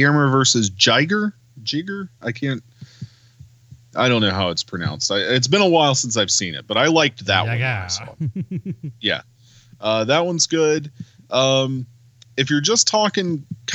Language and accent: English; South Carolina, United States; I'm from South fucking Carolina